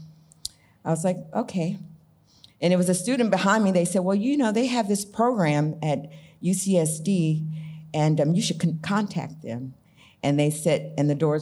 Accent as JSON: {"language": "English", "region": "Arkansas", "country": "United States", "also_born_or_lived": "Blytheville, Arkansas / San Diego, California", "said": "I was from Arkansas"}